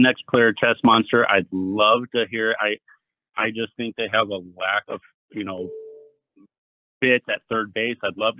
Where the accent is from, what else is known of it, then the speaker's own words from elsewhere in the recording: California, United States; moved away; I'm coming from California, moving to the Midwest.